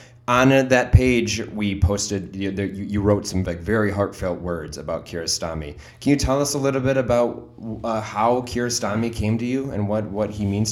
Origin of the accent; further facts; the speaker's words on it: United States; as an American